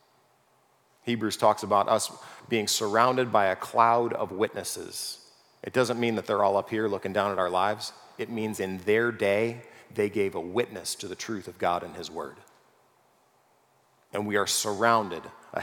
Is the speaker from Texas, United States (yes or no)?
no; California, United States; I grew up in California. I know the world of earthquakes